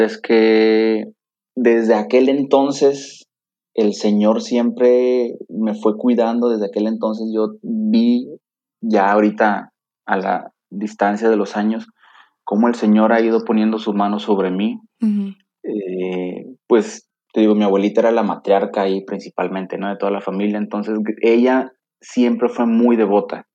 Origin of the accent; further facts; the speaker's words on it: Tampico, Tamaulipas, Mexico; moved away as an adult; now in Monterrey, Mexico; yo soy originario de Tampico, Tamaulipas, la ciudad de La Jaiba Brava